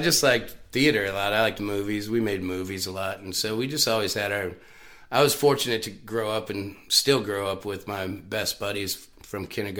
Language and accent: English; Knights Ferry, California, United States; also born or lived in Michigan; Yeah, like Northern Central, Oakdale, Knights Ferry, California.